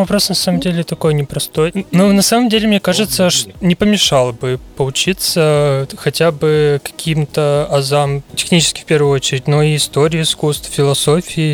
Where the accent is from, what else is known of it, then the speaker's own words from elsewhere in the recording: Ussuriysk, Primorsky Krai, Russia; also born or lived in Vladivostok; я родился в Уссурийске, отучился в Приморском Кривом э, художественном училище